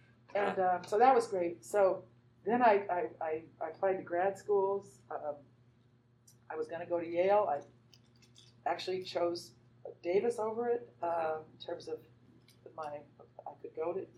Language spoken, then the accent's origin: English; Madrid, Community of Madrid, Spain; also born or lived in Zaragoza; I grew up in Spain. My dad was in the Air Force schools there, so I grew up in Spain, in Madrid and in Zaragoza, Spain.